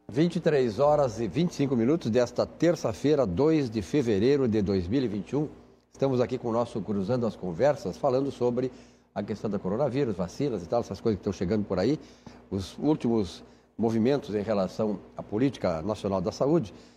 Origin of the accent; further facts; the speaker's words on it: Uruguaiana, Rio Grande do Sul, Brazil; now in Porto Alegre, Brazil; eu cito Uruguaiana porque é minha terra